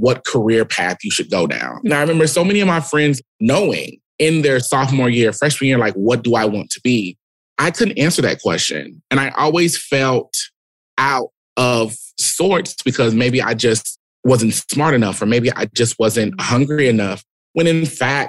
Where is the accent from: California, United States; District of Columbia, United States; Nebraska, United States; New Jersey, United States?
Nebraska, United States; Omaha; Born and raised in Omaha, Nebraska, Midwest through and through.